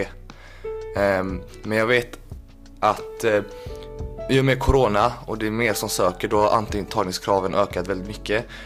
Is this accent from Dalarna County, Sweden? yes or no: no; Kalmar, Kalmar County, Sweden; moved away as an adult; now in Gothenburg, Sweden; född och uppvuxen i Kalmar